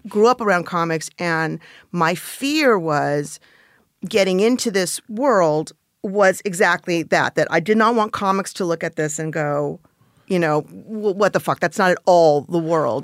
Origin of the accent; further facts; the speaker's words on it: Los Angeles, California, United States; I grew up in the San, uh, Van Nuys